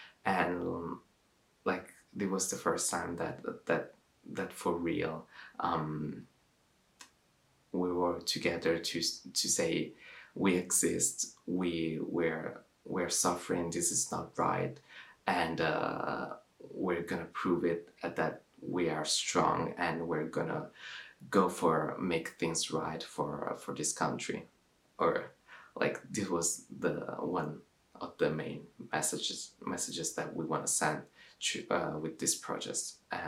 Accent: Milan, Lombardy, Italy; English is a second language; now in London, United Kingdom; I'm 24 years old, and I'm from Milan, Italy, and now I'm based in London.

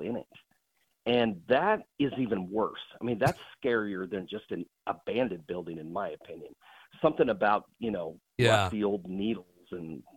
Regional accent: Illinois, United States; I grew up in Illinois

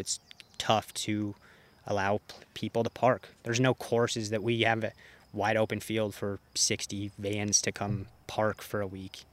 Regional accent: Colorado, United States; it's obviously my home state

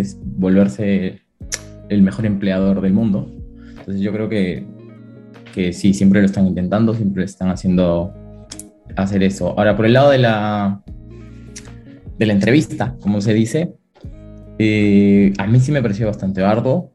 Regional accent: Arequipa, Peru; moved away as an adult; also born or lived in Lima, Peru; now in Madrid, Spain; yo soy de Perú, nací en la ciudad de Arequipa y luego estudié en Lima

